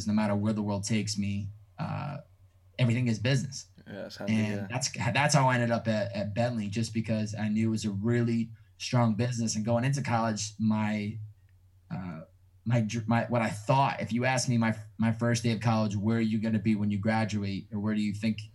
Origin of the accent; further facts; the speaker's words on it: Chicopee, Massachusetts, United States; moved away as an adult; also born or lived in Newton, Massachusetts; now in Los Angeles, United States; I'm from Chicopee, Mass